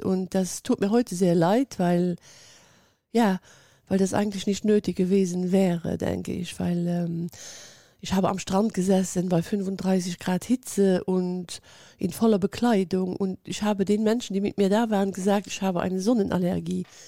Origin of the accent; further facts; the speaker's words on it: Luxembourg; ich lebe in Luxemburg